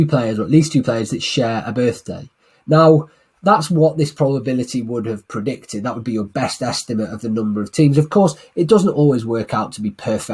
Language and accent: English; Manchester, North West England, United Kingdom; my hometown of Manchester